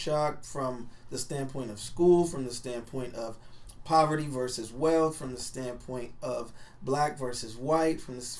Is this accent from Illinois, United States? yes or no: no; Omaha, Nebraska, United States; I was kind of an outcast in a different way growing up because I'm from North Omaha.